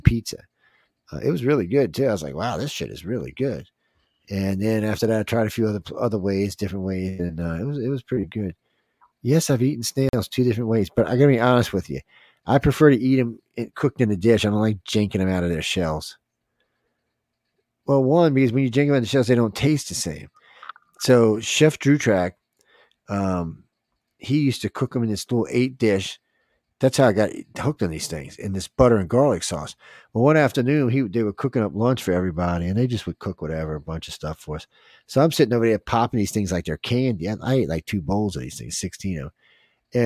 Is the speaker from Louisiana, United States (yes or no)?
yes; Louisiana, United States; I'm from Louisiana